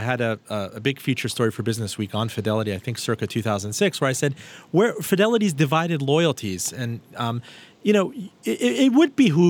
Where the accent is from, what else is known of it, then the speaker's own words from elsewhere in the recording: Miami, Florida, United States; moved away; also born or lived in Manhattan, New York; I was raised in Miami